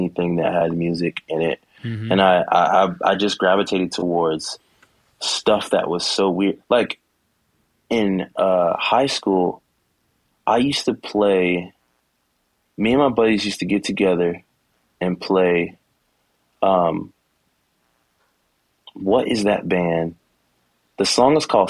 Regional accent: Savannah area, Georgia, United States; I am originally from Savannah, Georgia. Well, I was born in Savannah, but I grew up in a small town right outside of Savannah. It's called Rankin, Georgia

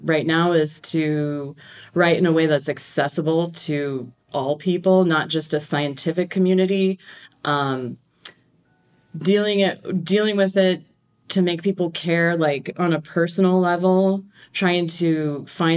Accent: Great Plains, United States; I'm from the Great Plains

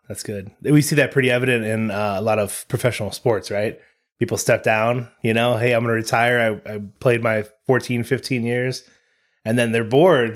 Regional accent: United States; all three of us were born in America

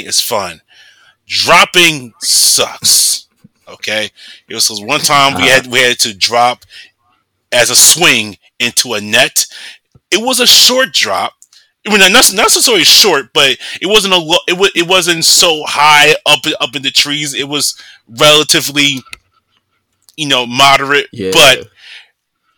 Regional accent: United States; also born or lived in Atlanta, Georgia; I'm the only one there that's Black and American, born and raised in America

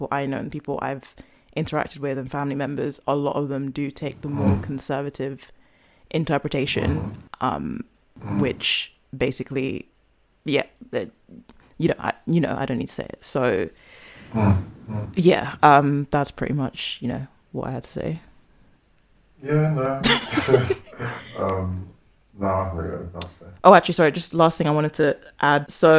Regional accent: Ghana; as a Ghanaian, like I love the culture

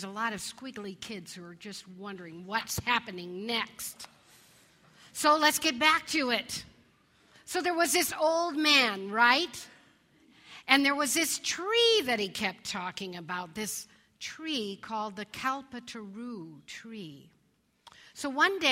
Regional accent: Colorado, United States; When I was a kid growing up in Colorado

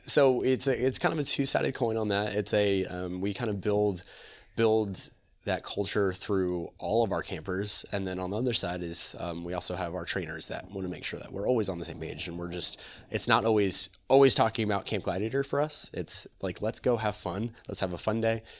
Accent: Apopka, Florida, United States; also born or lived in Altamonte Springs; I'm born and raised in Apopka. I'm born and raised in this, in this community

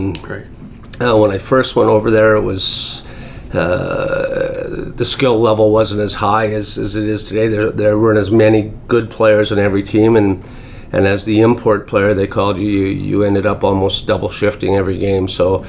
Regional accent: North Bay, Ontario, Canada; also born or lived in Sudbury / Guelph / Europe; I was born and raised in West Ferris

